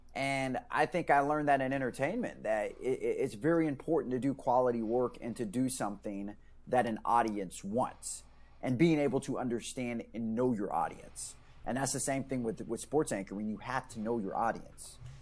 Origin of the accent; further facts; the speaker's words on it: Stockton, California, United States; moved away as an adult; I was born and raised in Stockton.